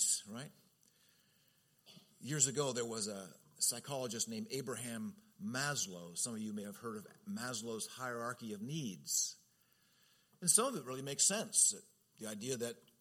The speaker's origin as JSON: {"language": "English", "region": "Southern California", "country": "United States", "tie": "born or raised there", "said": "as a kid growing up in Southern California"}